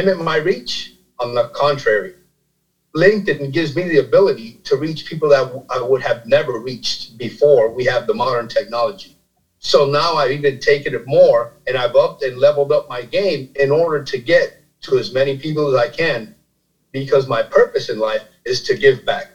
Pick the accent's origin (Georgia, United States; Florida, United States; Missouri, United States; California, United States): Florida, United States; Miami; also born or lived in New Jersey; I was born in New Jersey, raised in Miami, Florida